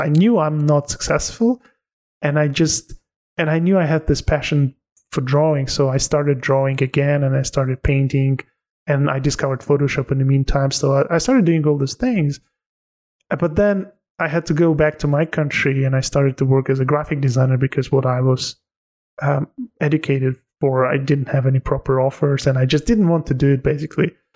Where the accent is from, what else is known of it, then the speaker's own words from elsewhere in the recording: Tajikistan; English is a second language; also born or lived in Turkey; now in London, United Kingdom; I'm from Tajikistan